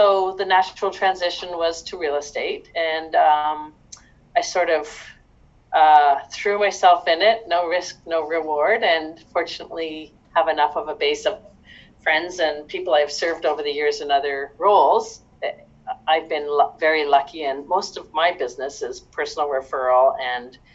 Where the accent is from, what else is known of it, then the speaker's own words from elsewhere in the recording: Hamilton, Ontario, Canada; moved away as an adult; now in Ottawa, Canada; I'm actually originally from Hamilton, Ontario, and I moved to Ottawa when I was much younger